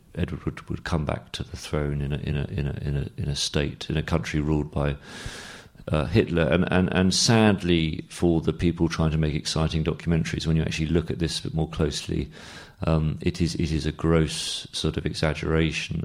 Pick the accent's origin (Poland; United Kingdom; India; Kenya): United Kingdom; London; I'm myself half Australian, half English, and I grew up in London